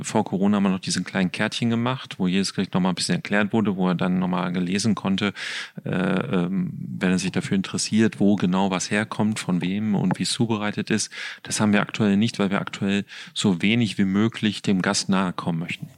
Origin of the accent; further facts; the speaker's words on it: Ruhr area, North Rhine-Westphalia, Germany; Ich komme ja aus dem Ruhrgebiet